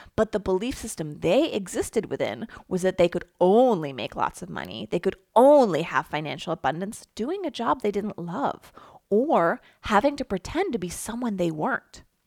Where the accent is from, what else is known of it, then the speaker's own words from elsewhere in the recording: Philadelphia, Pennsylvania, United States; I grew up in the Philadelphia area